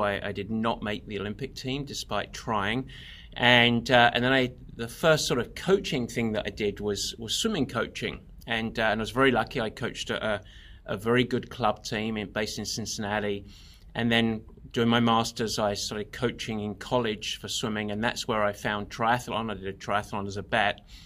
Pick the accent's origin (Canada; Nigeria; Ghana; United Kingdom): United Kingdom; England; now in California, United States; I'm, I'm English originally, although, uh, plenty of Americans confuse me for Australian.